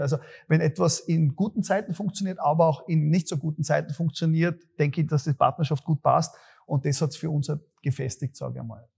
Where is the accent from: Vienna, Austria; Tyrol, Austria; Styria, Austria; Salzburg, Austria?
Styria, Austria; Graz; Bei uns in Graz